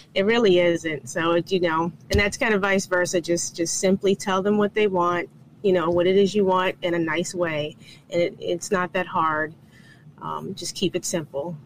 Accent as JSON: {"language": "English", "region": "North Carolina", "country": "United States", "moved": "yes", "said": "I'm actually from North Carolina"}